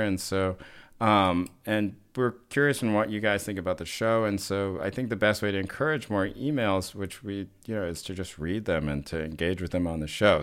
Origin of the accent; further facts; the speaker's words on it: the South, United States; moved away; also born or lived in Boston; growing up in the South